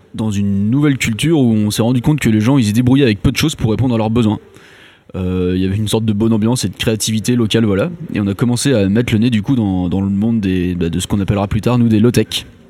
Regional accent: Brittany, France; also born or lived in Nantes; Je viens de Bretagne à la base.

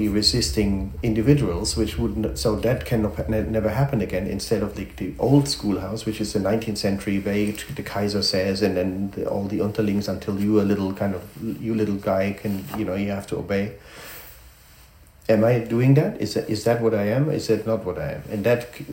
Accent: Germany; the growing up in Germany

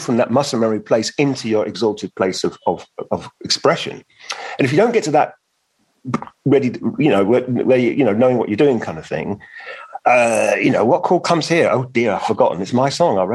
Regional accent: London, United Kingdom; also born or lived in Venice; I was born in the East End and I live in West London. I'm a Londoner.

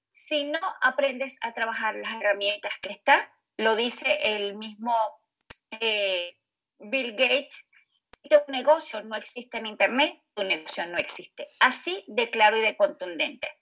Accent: Venezuela; moved away; soy originaria de Venezuela

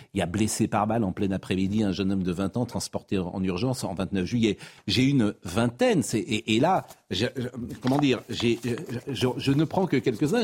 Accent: Nantes, Pays de la Loire, France; moved away as an adult; je suis nantais, je suis né dans cette ville

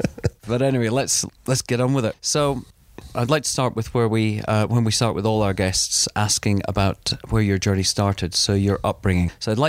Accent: East Coast of Scotland, United Kingdom; I was brought up in East Coast of Scotland and very sort of Protestant.

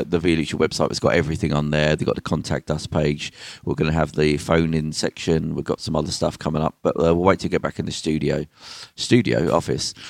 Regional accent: Birmingham, West Midlands, United Kingdom; I'm from Birmingham

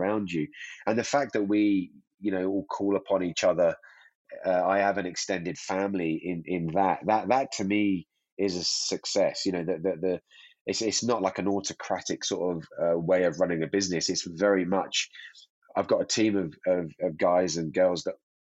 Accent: Hemel Hempstead, East of England, United Kingdom; now in Verbier, Switzerland; I'm a Brit, you know, from a background near in Hemel Hempstead that skied on a dry ski slope

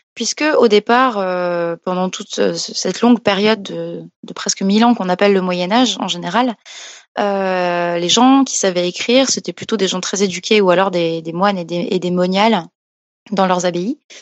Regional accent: Alsace, Grand Est, France; now in Paris, France; maintenant, je vis à Paris, mais je viens d'Alsace au départ

